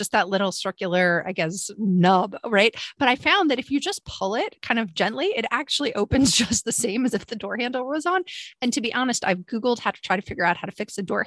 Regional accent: Long Island, New York, United States; now in Alabama, United States; growing up on Long Island

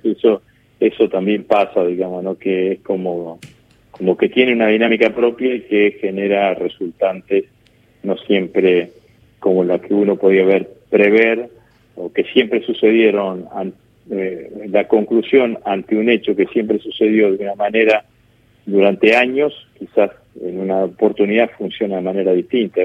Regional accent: Vera, Santa Fe, Argentina; en el pueblo donde yo vivía, donde yo nací, que es en Vera, en el norte de la provincia de Santa Fe

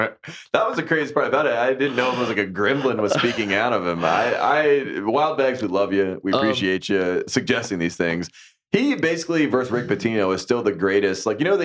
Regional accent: Henderson, North Carolina, United States; But for me, I grew up in Henderson, which is about 40 miles north.

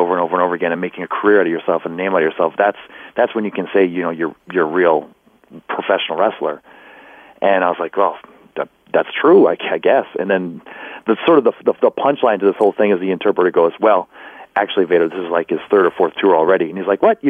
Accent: Canada; I was from up in Canada

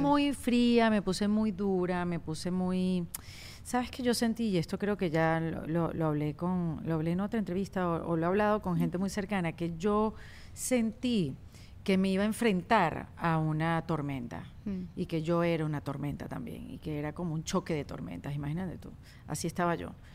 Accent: Venezuela; más como venezolanas

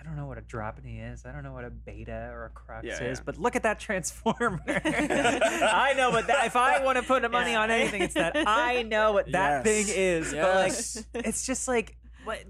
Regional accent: United States; I'm an American.

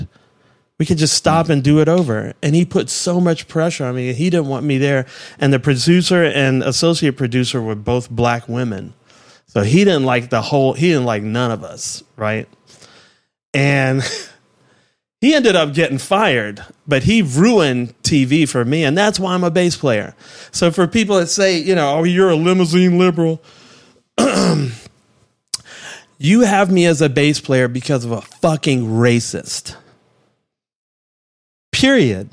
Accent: Washington, District of Columbia, United States; I grew up in Southeast Washington, which is a rough place

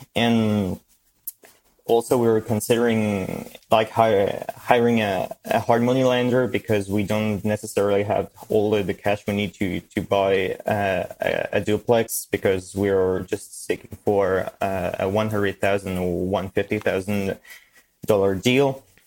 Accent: France; English is a second language; I'm from France. I live in France, just about a kilometer away from the German border.

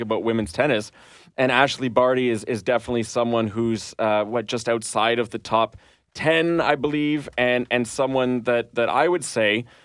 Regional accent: Canada; being a Canadian

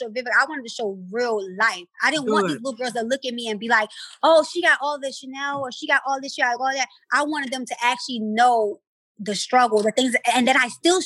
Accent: Baltimore, Maryland, United States; I'm from West Baltimore. I don't come from shit.

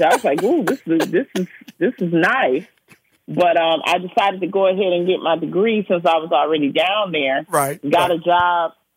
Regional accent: Detroit, Michigan, United States; moved away as an adult; also born or lived in Prairie View, Texas; I'm from the Brewster Projects

